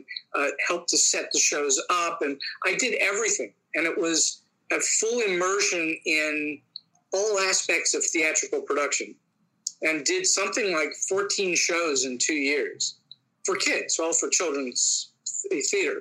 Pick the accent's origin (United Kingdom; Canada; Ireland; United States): United States; Pittsburgh, Pennsylvania; moved away; also born or lived in Hollywood; I taught for 10 years here in my hometown of Pittsburgh